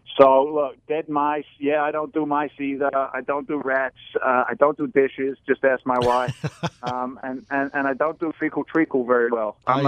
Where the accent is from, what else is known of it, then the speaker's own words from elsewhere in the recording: London, United Kingdom; accent: Cockney; also born or lived in New York City, United States / Wheeling, United States; I was born in London. I'm actually a Cockney, my old China.